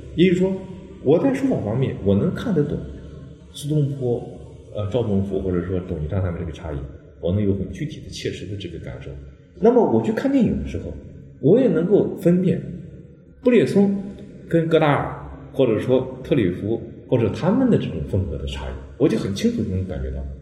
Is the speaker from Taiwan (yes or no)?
no; China; 我们中国人叫自学